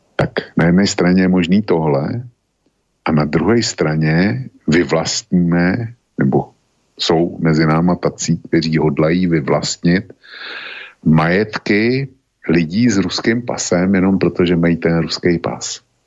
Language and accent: Czech; Bohemia, Czechia; u nás v Čechách nic takového neexistuje